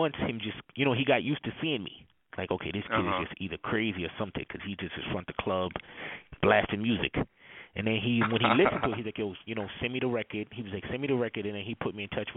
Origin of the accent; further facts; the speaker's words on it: New York City, New York, United States; I'm from Brooklyn, New York